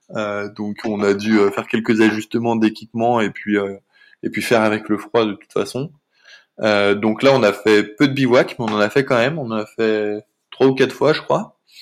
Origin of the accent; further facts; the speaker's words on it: near Saint-Étienne, Auvergne-Rhône-Alpes, France; moved away; also born or lived in Paris / Rio de Janeiro; on est originaire tous les deux de Rhône-Alpes, elle de Grenoble et moi de près de Saint-Étienne.